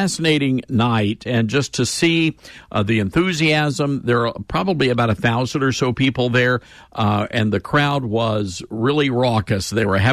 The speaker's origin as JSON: {"language": "English", "town": "Memphis", "region": "Tennessee", "country": "United States", "said": "I'm from Memphis"}